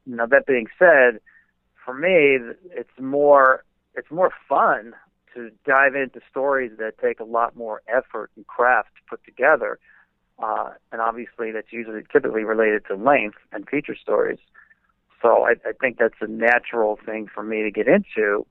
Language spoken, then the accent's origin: English; New Jersey, United States; when I was growing up in New Jersey